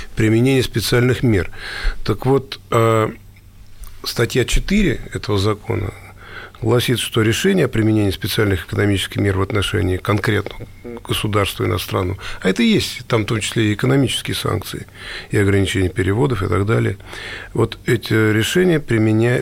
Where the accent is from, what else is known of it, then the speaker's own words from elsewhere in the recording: Russia; мы, россияне